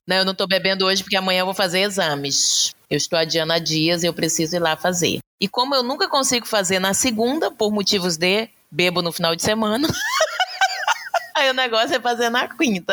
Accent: Pará, Brazil; moved away as an adult; also born or lived in Maranhão; now in Porto Alegre, Brazil; eu fui com dois meses de vida para o Pará, de modo que me considero paraense

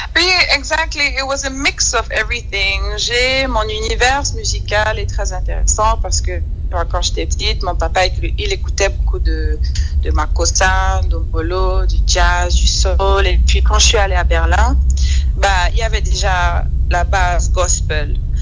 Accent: Limbe, Southwest Region, Cameroon; moved away; also born or lived in Douala, Cameroon / Bamenda, Cameroon; J'ai grandi à Limbé.

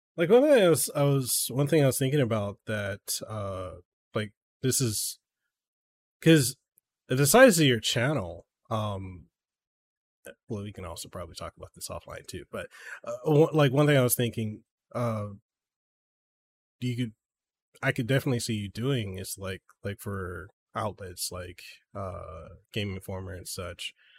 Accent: Samoa; now in Hawaii, United States; when I was growing up in Samoa

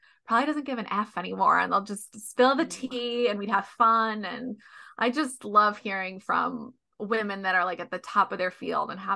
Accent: Chicago, Illinois, United States; also born or lived in Minnesota / Los Angeles; now in California, United States; I'm from Chicago. I went to college in Minnesota.

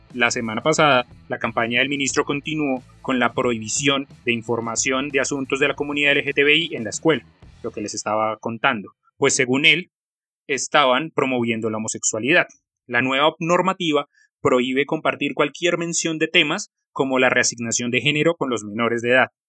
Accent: Colombia; soy colombiano

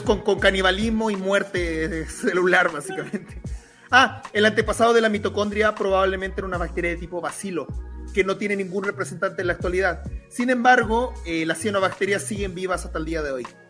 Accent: Chile; now in Mexico; en Chile sí, porque comemos urocordados

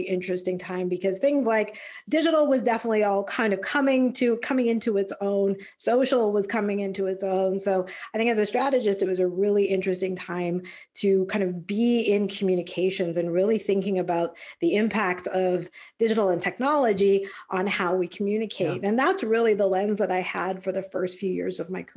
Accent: Calgary, Alberta, Canada; moved away as an adult; also born or lived in San Diego; I'm Canadian. So I grew up back in Calgary, Alberta.

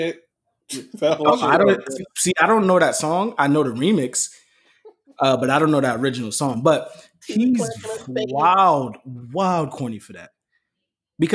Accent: New York, United States; I'm from Brooklyn.

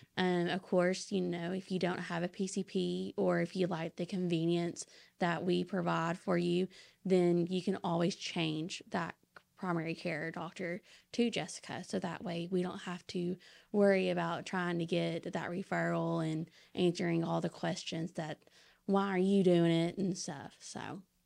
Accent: Saline County, Arkansas, United States; I'm actually from Sling County

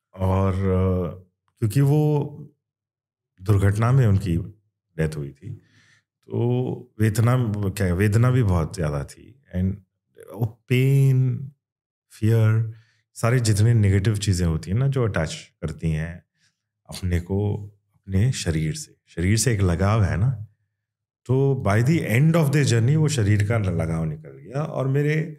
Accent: Kannada, Karnataka, India; accent: Kannada influence; first language Kannada; Hindi is a second language; but ये Kannada influence है मेरी मदर टंग में

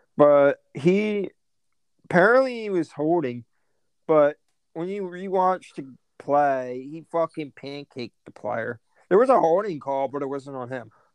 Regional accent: United States; we're all American

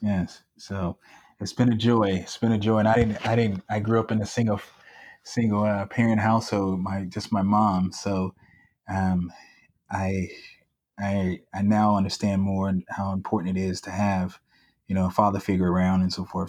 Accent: San Diego, California, United States; also born or lived in Chicago, Illinois; growing up in San Diego in a middle class um, neighborhood

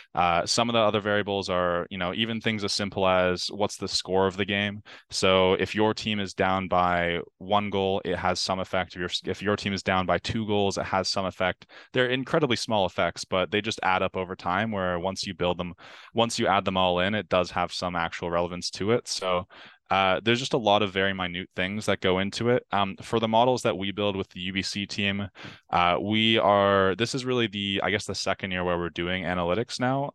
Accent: Ontario, Canada; growing up in Ontario

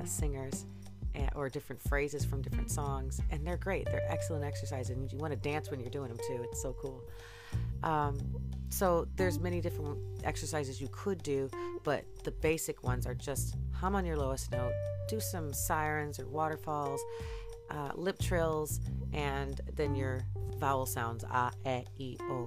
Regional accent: Michigan, United States; now in Boston, United States; I'm from Michigan.

